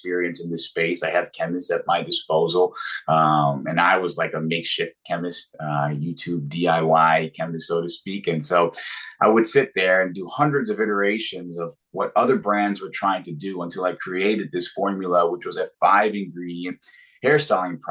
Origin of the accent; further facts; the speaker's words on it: Philadelphia, Pennsylvania, United States; I'm from Philadelphia